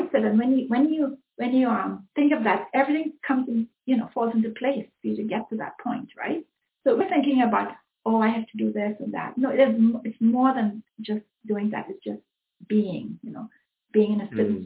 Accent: Trinidad & Tobago; now in Mississauga, Canada; I was born in Trinidad

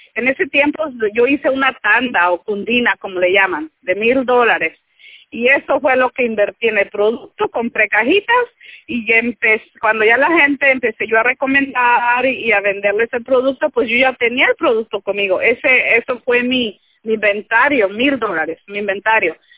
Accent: Michoacán, Mexico; moved away as an adult; now in United States; yo soy de Michoacán, yo recién llegué aquí

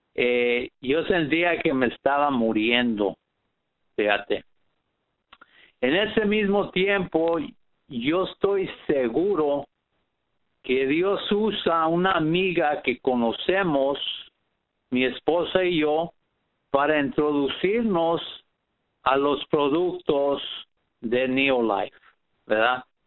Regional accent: Riverside, California, United States; Soy de Riverside, California.

